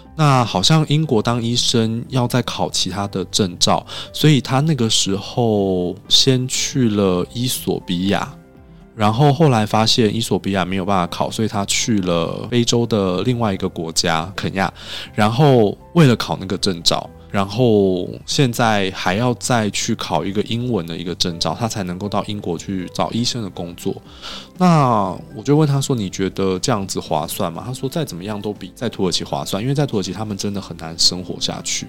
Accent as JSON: {"language": "Chinese", "country": "Taiwan", "said": "又从一个听起来很陌生的国度来，然后听起来好像又不是很有钱，因为毕竟台湾他们也不知道我们到底经济有多好嘛"}